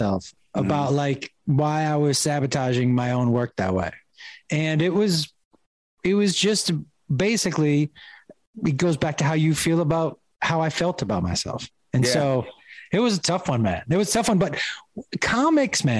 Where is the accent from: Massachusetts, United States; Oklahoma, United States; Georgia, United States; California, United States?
Massachusetts, United States; Amherst; I grew up in Amherst, Mass, which is like a small town